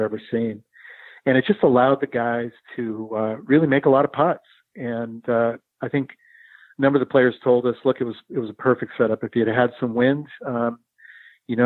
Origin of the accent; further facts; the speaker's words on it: Pacific Northwest, United States; I'm from the Pacific Northwest